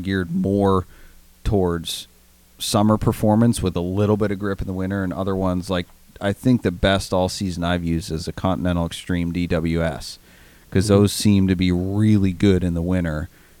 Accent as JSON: {"language": "English", "region": "Maine", "country": "United States", "tie": "born or raised there", "moved": "yes", "said": "my home state of Maine"}